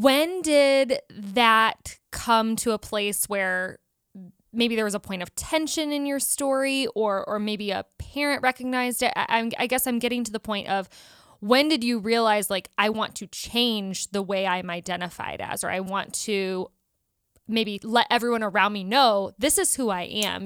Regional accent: South Bend, Indiana, United States; moved away as an adult; also born or lived in Chicago; now in Los Angeles, United States; we're from South Bend, Indiana area.

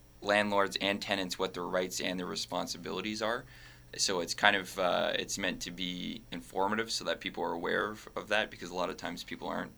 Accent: Windsor, Ontario, Canada; I'm from Windsor, so it means a lot for me to be able to participate in an organization that gives back to my local community

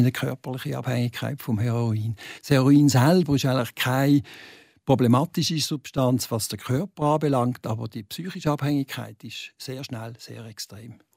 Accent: Basel, Basel-Stadt, Switzerland; now in Arbon, Switzerland; als Basler

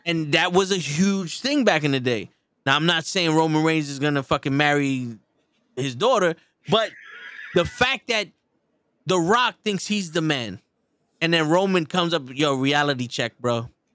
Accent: New York, United States; We're from New York

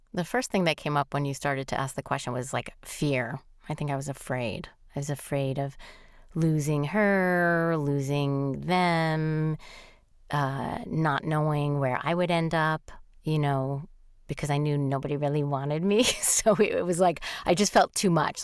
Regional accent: New York, United States; I'm a New Yorker

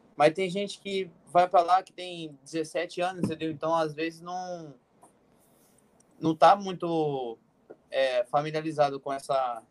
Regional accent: Cotia, São Paulo, Brazil; moved away as an adult; also born or lived in Goiás; eu morava em Cotia

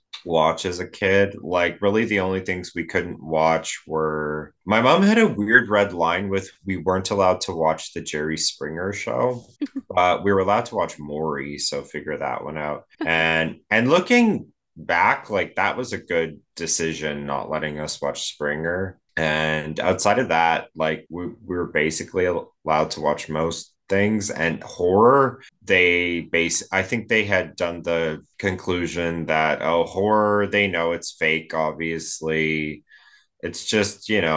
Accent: Edmonton, Alberta, Canada; I'm from Edmonton, Alberta. I live in Edmonton, Alberta

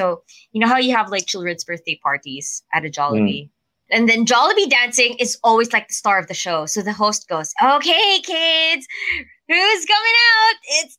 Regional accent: Philippines; we don't have Nando's in the Philippines.

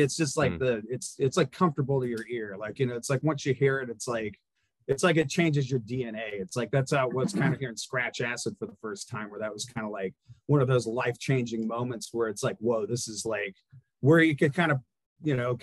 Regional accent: Bend, Oregon, United States; We're from Bend.

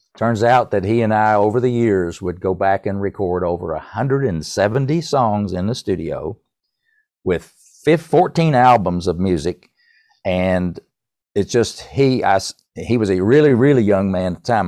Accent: North Carolina, United States; I'm from North Carolina

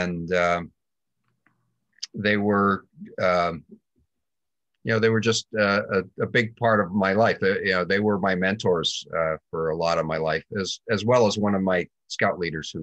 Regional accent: Andover, Massachusetts, United States; also born or lived in Hanover, New Hampshire / Springfield, Vermont; when I was five, we moved from Springfield to Andover, Mass

